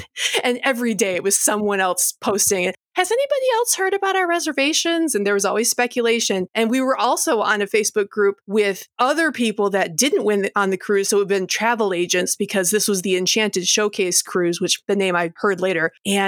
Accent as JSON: {"language": "English", "region": "Michigan", "country": "United States", "said": "I'm from Michigan"}